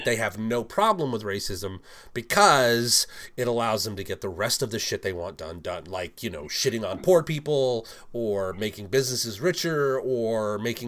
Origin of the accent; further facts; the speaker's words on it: England, United Kingdom; moved away; I am actually from England